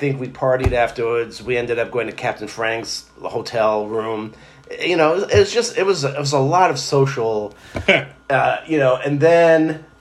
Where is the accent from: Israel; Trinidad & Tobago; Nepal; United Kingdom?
Israel; now in United States; when I was growing up in Israel